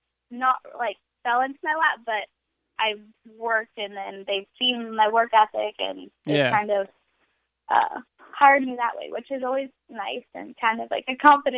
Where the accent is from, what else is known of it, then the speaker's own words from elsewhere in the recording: right outside of Chicago, Illinois, United States; I grew up in the Midwest, like right outside of Chicago